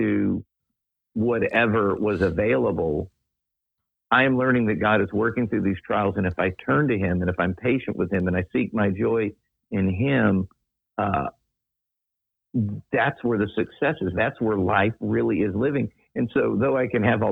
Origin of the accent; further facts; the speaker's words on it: Daytona Beach, Florida, United States; I grew up in Daytona Beach, which is, pardon the term, redneck heaven